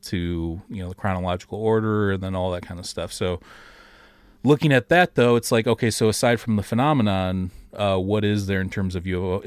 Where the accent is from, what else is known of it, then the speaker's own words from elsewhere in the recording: Detroit, Michigan, United States; We're both from the Detroit area